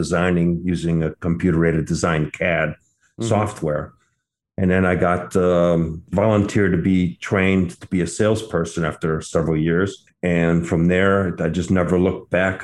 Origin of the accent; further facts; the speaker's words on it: Detroit, Michigan, United States; also born or lived in Bordeaux, France; I grew up in the Detroit area